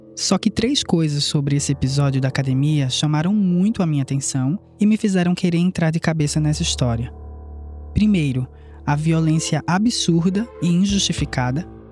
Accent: Pernambuco, Brazil; Não sei se dá para perceber fácil pelo sotaque, mas eu e ele somos pernambucanos

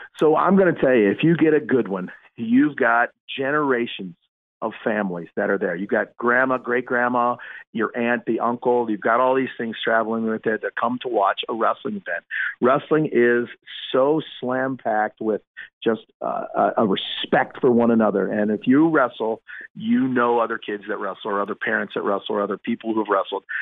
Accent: Kenton, Ohio, United States; I am from Ohio. Uh, and I'm a wrestled at, at a high school, Kenton, K E N T O N. That's a little uh, farm community uh, in Northwest Ohio.

